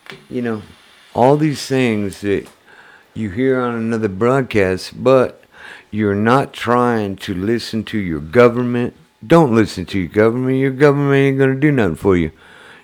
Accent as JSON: {"language": "English", "area": "foothills of Mount Rainier", "region": "Washington", "country": "United States", "moved": "yes", "said": "I came from Washington State. I came from Foothills, Mount Rainier. I lived in a trailer park"}